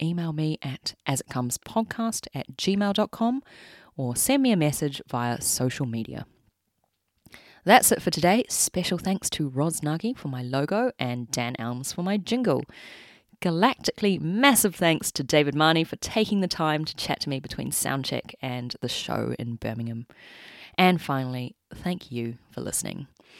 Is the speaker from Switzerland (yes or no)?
no; New Zealand; I'm not Australian, as everyone knows. I'm a Kiwi.